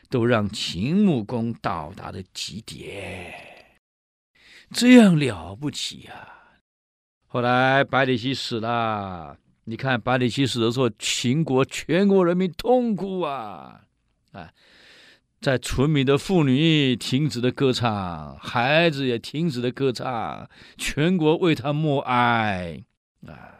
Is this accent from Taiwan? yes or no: yes; Taiwan; 我们台湾人很有意思啊